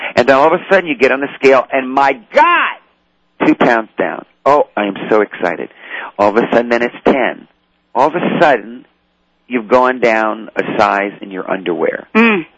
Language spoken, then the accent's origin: English; New Orleans, Louisiana, United States; I was raised in the French Quarter in New Orleans